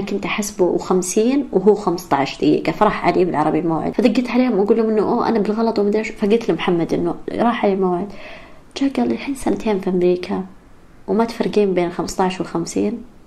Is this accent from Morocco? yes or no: no; Saudi Arabia; now in Riyadh, Saudi Arabia; الإنجليزي اللي درسته، درسته بالسعودية. ب-, يعني بالمدارس كان مرة سيء